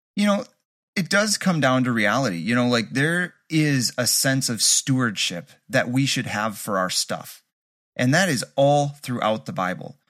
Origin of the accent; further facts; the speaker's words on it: Kurdistan, Iran; now in Kurdistan Region, Iraq; I'm originally from Iran, from Kurdistan, Sana'a.